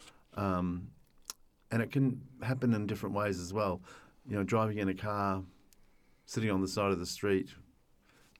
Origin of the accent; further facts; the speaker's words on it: New Zealand; moved away as an adult; now in Sydney, Australia; I'm from New Zealand. I came over from New Zealand when I was 19 with $50